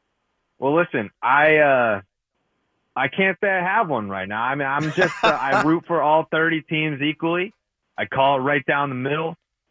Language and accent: English; Boston, Massachusetts, United States; But I think most would identify me as a Boston guy.